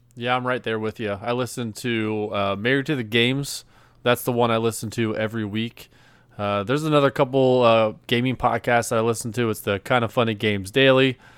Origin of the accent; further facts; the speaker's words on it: Cincinnati, Ohio, United States; I'm from Cincinnati, Ohio